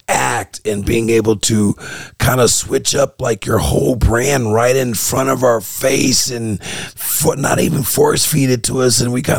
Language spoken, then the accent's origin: English; California, United States; We both got similar interests. We're both from the Bay.